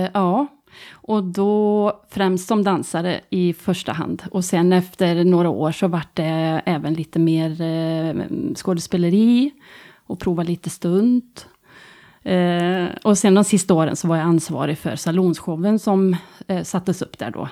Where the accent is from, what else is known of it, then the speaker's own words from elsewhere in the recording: Tidaholm, Västra Götaland, Sweden; also born or lived in Gothenburg; jag flyttar hem till Tidaholm